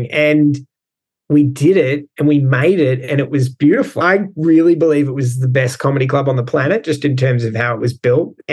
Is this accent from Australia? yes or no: yes; Melbourne, Victoria, Australia; moved away as an adult; also born or lived in Shanghai, China / Hong Kong; I'm from Melbourne